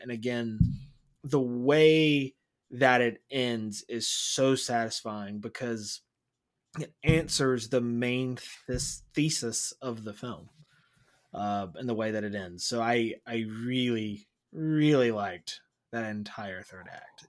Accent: Wilson, United States; we grew up in Wilson, but I used to go to the beach all the time and I lived there for several years

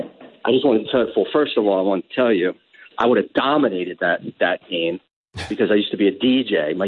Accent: Long Island, New York, United States; moved away; I'm originally from Long Island.

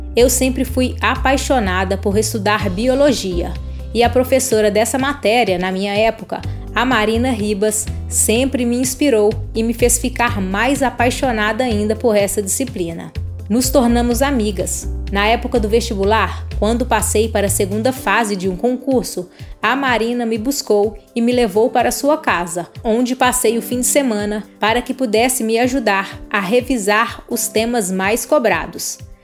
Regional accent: Araçuaí, Minas Gerais, Brazil; also born or lived in Belo Horizonte; Sou natural de Araçuaí, Minas Gerais, e me mudei para BH em 2009

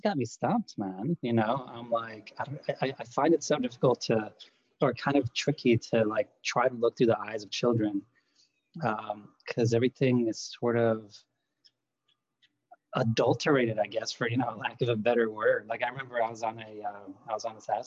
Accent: Lithuania; English is a second language; moved away; I grew up in Lithuania

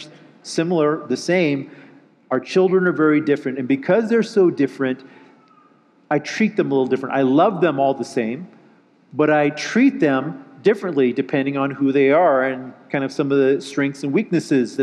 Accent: just outside of Los Angeles, California, United States; I'm from California, just outside of Los Angeles

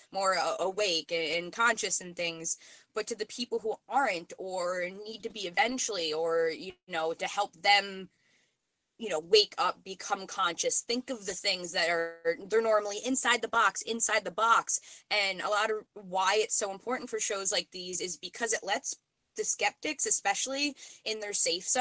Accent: New York, United States; moved away as an adult; now in Vermont, United States; just moved to Vermont. I'm from New York

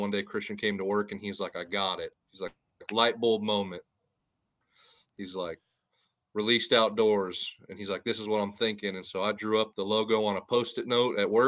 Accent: Western Montana, United States; moved away as an adult; now in Kansas, United States; I'm from Western Montana. Came out here to Kansas, went to school, got married, and have uh, been out here since.

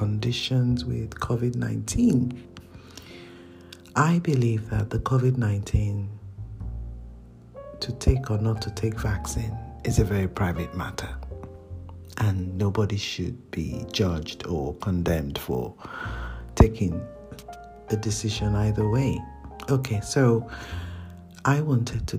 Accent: Nigeria; now in United Kingdom; I am a Nigerian and the first living child in the family

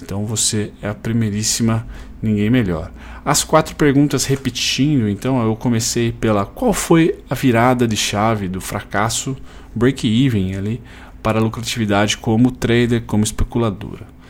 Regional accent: Campinas region, Jundiaí, São Paulo, Brazil; now in Caxias do Sul, Brazil; ambos somos da região de Campinas, uh, Jundiaí

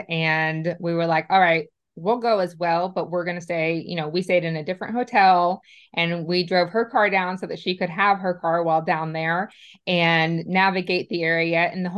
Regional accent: Indiana, United States; moved away as an adult; now in Nashville, United States; I am actually was born and raised a Hoosier. So I'm from Indiana

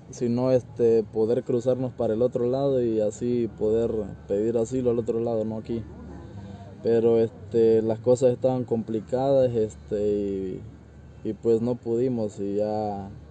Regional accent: Nicaragua; moved away as an adult; now in Tijuana, Mexico; de Nicaragua.

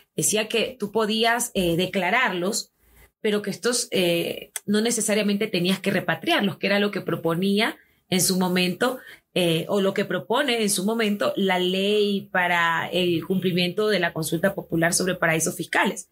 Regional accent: Ecuador; Somos ecuatorianos

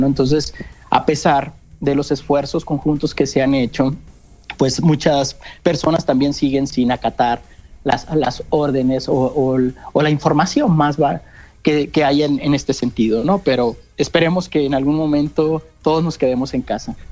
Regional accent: Sinaloa, Mexico; moved away as an adult; also born or lived in Sonora; now in Mexico City, Mexico; soy originario de Sinaloa

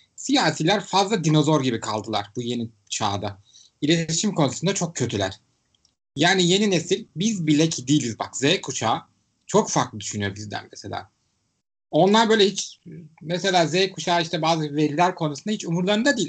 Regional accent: Istanbul, Turkey; Ben İstanbullu olarak

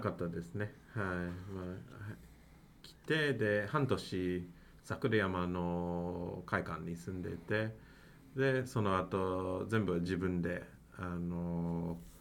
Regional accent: Mississauga, Ontario, Canada; Japanese is a second language; moved away as an adult; also born or lived in Osaka, Japan; now in Nagoya, Japan; 私はカナダから参りましたそうですね私はトロント、えーと、東の方ですねまあカナダ、まあ、本当にトロントではなくて、まあ、トロントのちょっと外の町、えーと、とミセサーガー市という市なんですが

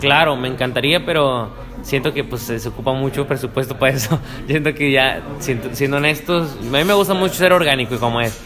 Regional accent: Cuautla, Morelos, Mexico; also born or lived in Yautepec, Morelos; yo crecí en Cuautla, Morelos

